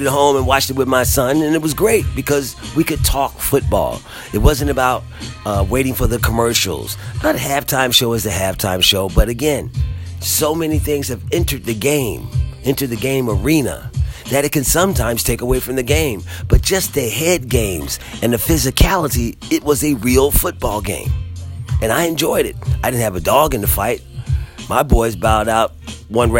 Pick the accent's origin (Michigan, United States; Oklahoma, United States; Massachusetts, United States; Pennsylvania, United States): Pennsylvania, United States; Philadelphia; as a Philadelphian